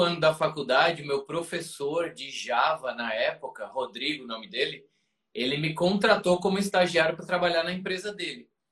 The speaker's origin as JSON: {"language": "Portuguese", "town": "João Pessoa", "region": "Paraíba", "country": "Brazil", "moved": "as an adult", "lives_now": "São Paulo, Brazil", "said": "eu sou paraibano com muito orgulho, e mudei para São Paulo em 2005"}